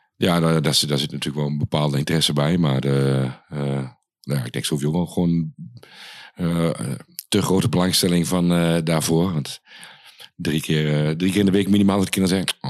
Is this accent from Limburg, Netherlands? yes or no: no; Achterhoek, Gelderland, Netherlands; moved away; vroeger bij ons in de Achterhoek was er niet zo heel veel